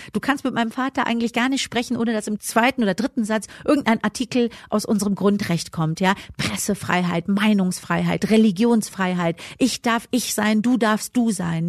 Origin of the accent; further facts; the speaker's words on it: Germany; ich bin ja auch deutsch sozialisiert